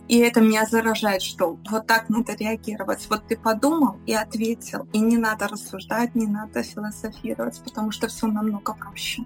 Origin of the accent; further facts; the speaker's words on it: Belarus; now in Switzerland; я белоруска по национальности, живу в Швейцарии